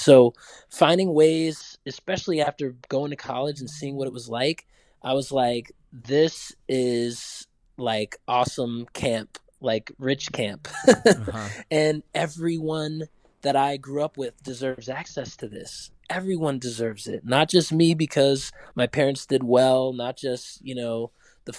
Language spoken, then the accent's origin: English; Durham, North Carolina, United States; I grew up in Durham